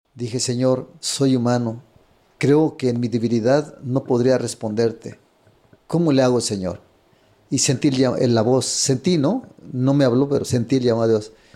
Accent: Apipilulco, Guerrero, Mexico; moved away; also born or lived in Japan; nací en Guerrero. Ajá. En un pueblo de 8000 habitantes llamado Apipilulco, de la parroquia de Cocula Guerrero

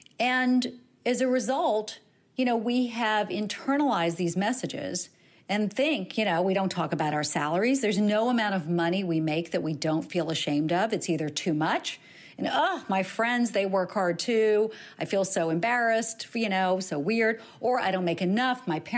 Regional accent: the South, United States; I grew up in the South as well.

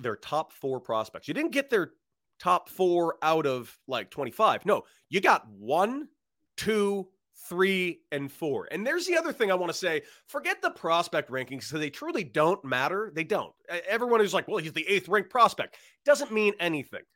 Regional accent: Los Angeles, California, United States; I'm from, I'm from Los Angeles, I grew up a Dodger fan.

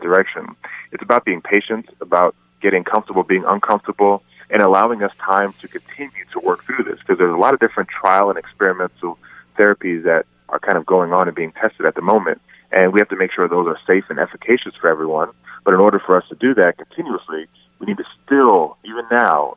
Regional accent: Bahamas; moved away; I'm from the Bahamas

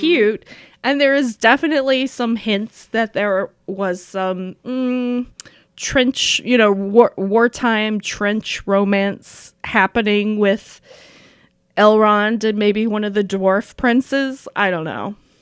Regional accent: Appalachia, United States; moved away; also born or lived in Saint Paul, Minnesota; I'm both from Appalachia

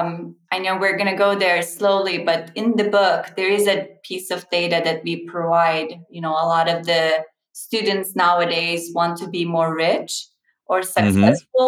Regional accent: Turkey; moved away; I'm Turkish and Turkish is a tea culture

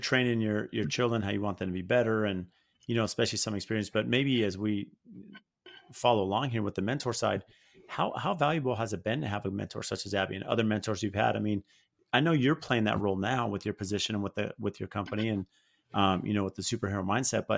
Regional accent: Phoenix, Arizona, United States; I'm from Phoenix

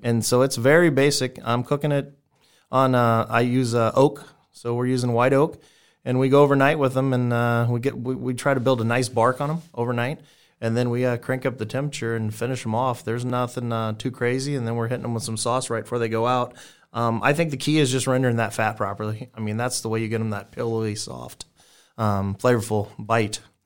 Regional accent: South Texas, United States; now in Omaha, United States; I grew up in South Texas

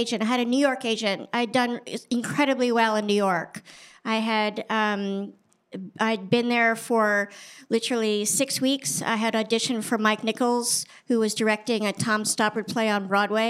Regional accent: Paris, Île-de-France, France; born there; I was born in Paris because my father was a foreign correspondent.

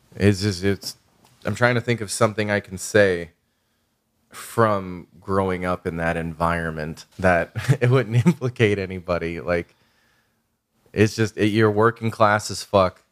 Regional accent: Chicago, Illinois, United States; moved away; I grew up in, like, a South Side Irish Catholic fucking criminal na-, working class criminal neighborhood

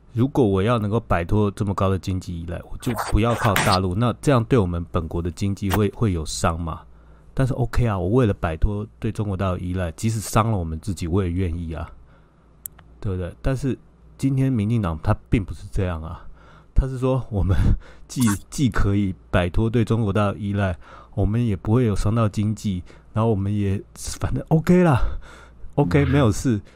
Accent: Taipei, Taiwan; 我也是台北

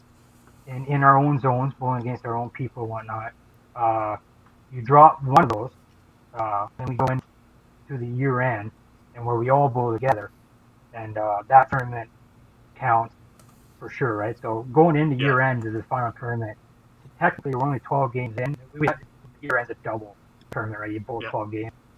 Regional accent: Fort Frances, Ontario, Canada; also born or lived in Sudbury; I had moved back to my hometown, Fort Frances

